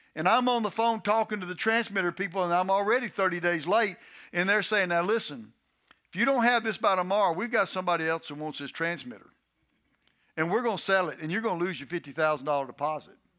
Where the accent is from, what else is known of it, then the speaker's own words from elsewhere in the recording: Texas, United States; also born or lived in Detroit, Michigan; now in Louisiana, United States; I'm a Southern boy. I'm from Texas.